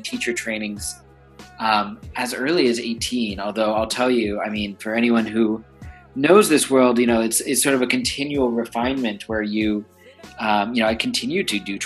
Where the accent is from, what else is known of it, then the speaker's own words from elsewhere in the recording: New York City, New York, United States; I was born and raised here in New York